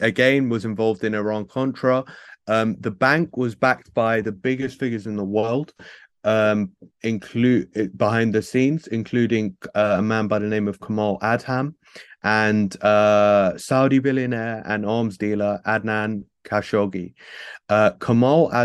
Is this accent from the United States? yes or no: no; United Kingdom; as a British person